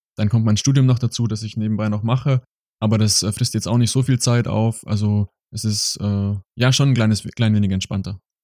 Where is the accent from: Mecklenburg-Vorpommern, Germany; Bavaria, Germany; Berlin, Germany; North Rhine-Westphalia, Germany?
Bavaria, Germany; small village near Augsburg; moved away as an adult; now in Mannheim, Germany; Es war ein sehr, sehr kleines Dorf. Wir, ähm, meine Eltern wohnen im Ort, der hat nur knapp 700 Einwohner.